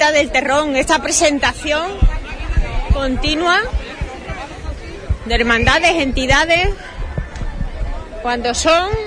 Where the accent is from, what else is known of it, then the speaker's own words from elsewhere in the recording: Huelva, Andalusia, Spain; no, hombre, pensé que venía igual que nosotros venimos de Huelva.